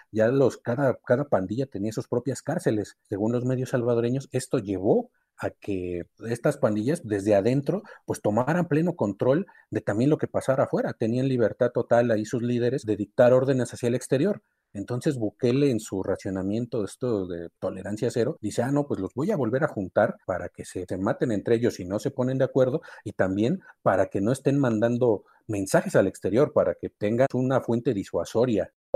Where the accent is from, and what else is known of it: Mexico